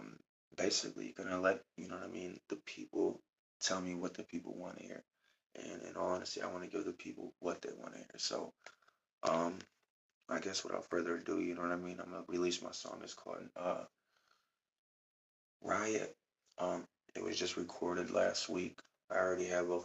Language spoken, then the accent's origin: English; Cleveland, Ohio, United States; I'm an artist from Cleveland, Ohio.